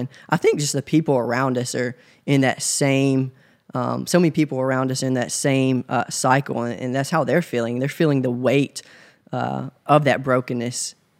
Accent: Covington, Tennessee, United States; now in Memphis, United States; So I'm originally from Covington, Tennessee. It's about an hour away from Memphis. Grew up there in a small town with my great-grandparents

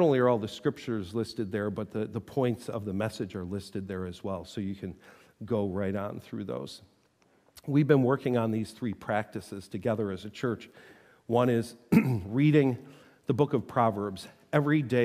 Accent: Buffalo, New York, United States; moved away; I grew up in Buffalo.

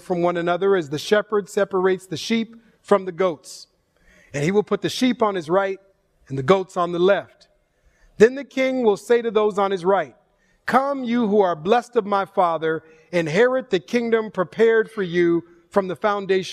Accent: Minneapolis–Saint Paul, Minnesota, United States; moved away as an adult; now in California, United States; I'm born and raised in the Twin Cities of Minnesota

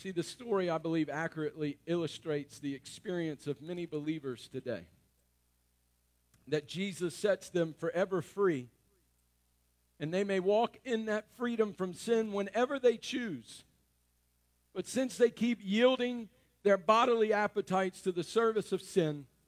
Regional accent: North Louisiana, United States; I'm from North Louisiana, so I am a redneck

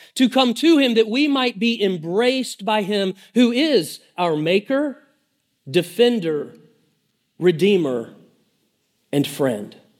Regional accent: Lake Lanier, northeast Georgia, United States; I grew up on Lake Lanier. Uh, it's in northeast Georgia, about an hour, uh, north of Atlanta

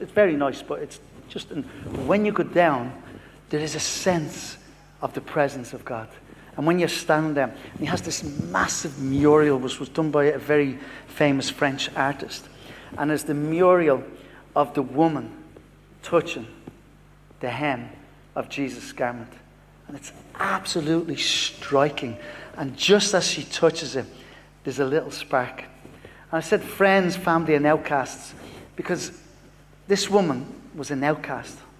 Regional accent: Dublin, Leinster, Ireland; moved away; From Dublin, but I, I live here in South

